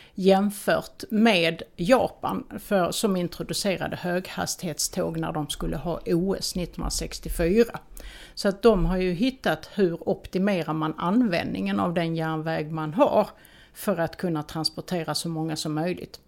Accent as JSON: {"language": "Swedish", "region": "Skåne", "country": "Sweden", "said": "vi skåningar"}